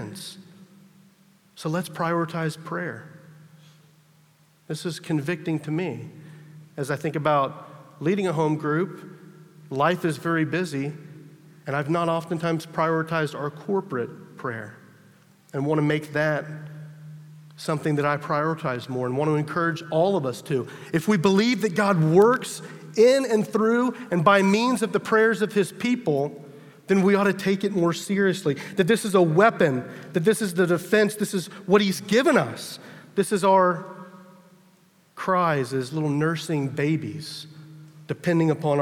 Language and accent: English; United States; as an American